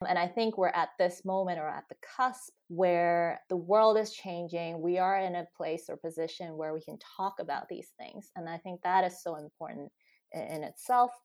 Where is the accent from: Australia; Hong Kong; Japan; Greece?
Hong Kong; moved away as an adult; also born or lived in United States; now in United Kingdom; I grew up in Hong Kong, spent, you know, my high school years there.